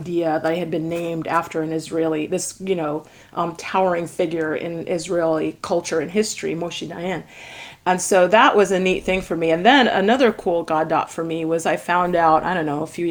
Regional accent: Jamaica; I'm Jamaican. And so, you know, Jamaica is a little island in the Caribbean

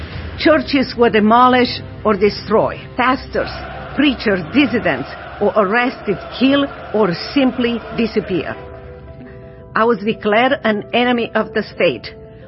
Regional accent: Romania; I grew up under socialists in Romania.

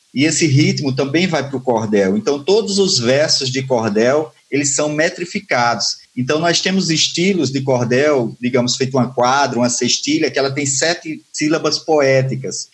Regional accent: Patos, Paraíba, Brazil; moved away; eu sou de, de Patos, na Paraíba, como eu disse, já moro há um tempo aqui

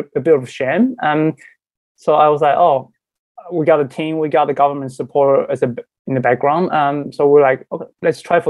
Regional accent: Taiwan; moved away as an adult; now in Sydney, Australia; I'm from Taiwan originally, and I moved to Australia about 2012. I first came as an international student

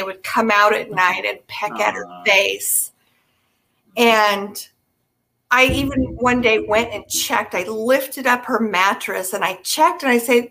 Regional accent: Kentfield, California, United States; also born or lived in San Francisco; I was born in San Francisco, but I grew up on the other side of the Golden Gate Bridge in Marin County

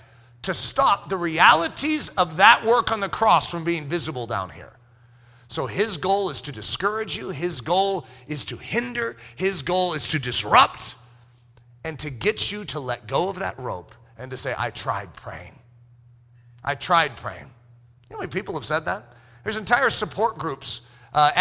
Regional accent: United States; being American

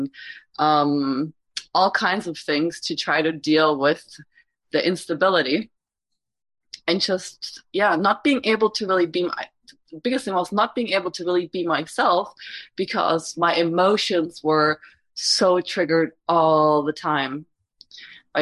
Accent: Germany; moved away as an adult; now in United States; I was born in Germany, came to the U.S. when I was 26

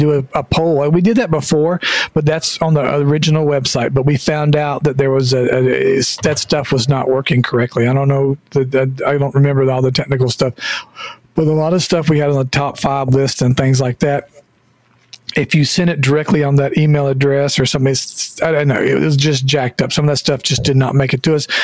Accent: Georgia, United States; I'm from Georgia

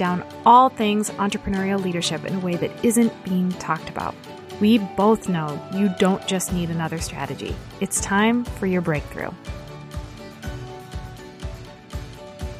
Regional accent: New Hampshire, United States; now in Midwest, United States; I grew up in New Hampshire

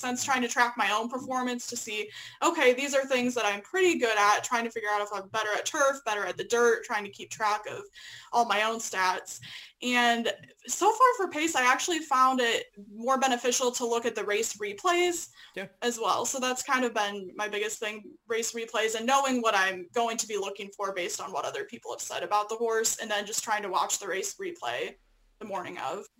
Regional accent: Illinois, United States; moved away as an adult; also born or lived in Lexington, Kentucky; I'm originally from Illinois.

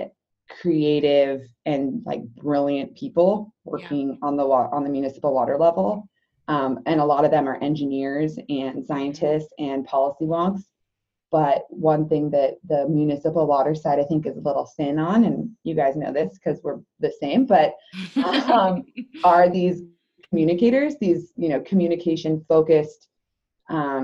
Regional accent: California, United States; also born or lived in Michigan; my home state is hurting right now. And so I want to go back home and work on these drought issues. So I came back to California

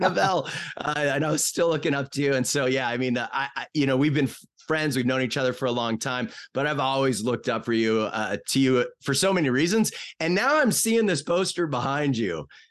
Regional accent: Bellevue, Washington, United States; moved away as an adult; also born or lived in Seattle / Boise / Miami / Boston; we grew up in Bellevue in this place called Bridal Trails

